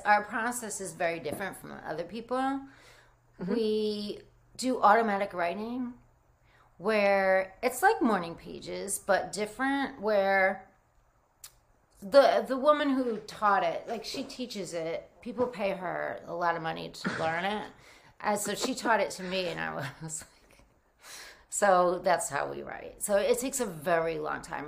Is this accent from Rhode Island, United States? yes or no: yes; Rhode Island, United States; also born or lived in New Jersey; I grew up in Rhode Island, Rhode Island